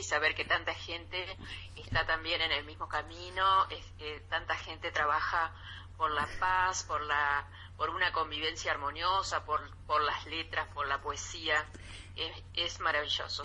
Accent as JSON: {"language": "Spanish", "town": "Colonia del Sacramento", "region": "Colonia", "country": "Uruguay", "tie": "born or raised there", "moved": "as an adult", "lives_now": "Buenos Aires, Argentina", "said": "Uruguay, que es mi país, ¿no? Sí, Aunque sí, resido hace 34 años en Buenos Aires."}